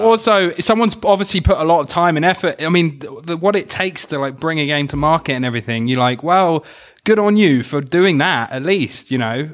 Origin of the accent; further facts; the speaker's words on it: United Kingdom; accent: British; my accent and were, like, making all the classic, like, Pip Pip Cheerio jokes